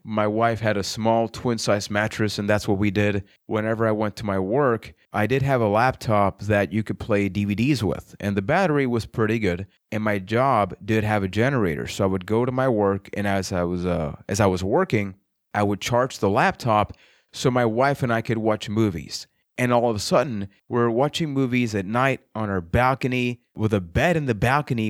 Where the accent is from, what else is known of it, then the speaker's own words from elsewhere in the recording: Puerto Rico; I am from Puerto Rico